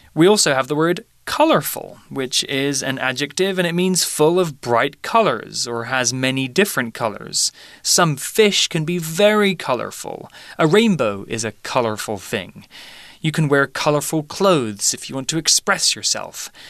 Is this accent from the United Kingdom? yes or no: yes; United Kingdom; I'm British